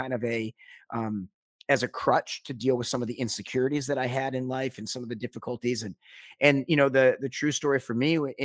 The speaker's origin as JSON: {"language": "English", "town": "Detroit", "region": "Michigan", "country": "United States", "tie": "born or raised there", "said": "I grew up in Detroit, Michigan"}